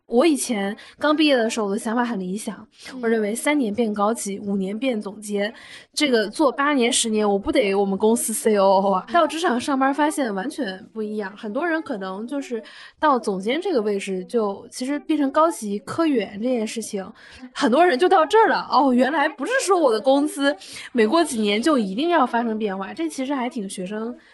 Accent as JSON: {"language": "Chinese", "region": "Northeast China", "country": "China", "said": "我们是东北人嘛"}